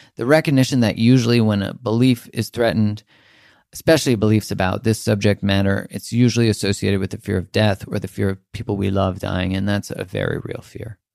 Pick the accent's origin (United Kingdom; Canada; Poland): Canada; I'm from Canada